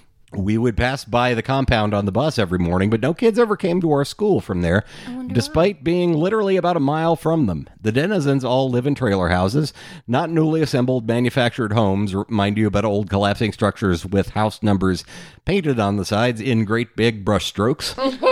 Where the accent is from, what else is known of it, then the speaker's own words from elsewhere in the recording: Abilene, Texas, United States; So I grew up in Abilene, Texas, as stated, right in the center of the state.